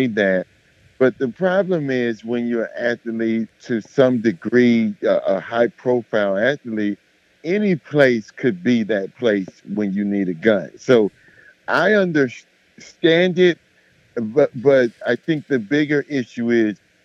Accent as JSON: {"language": "English", "town": "Miami", "region": "Florida", "country": "United States", "tie": "born or raised there", "said": "I'm from Miami, and I'm from the hood in Miami"}